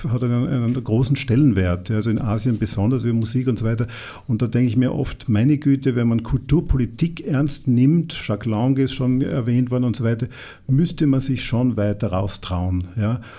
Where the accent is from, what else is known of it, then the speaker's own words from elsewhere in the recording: Vienna, Austria; Also wir haben als Europäer und vielleicht besonders auch als Wiener, haben da auch eine Verantwortung.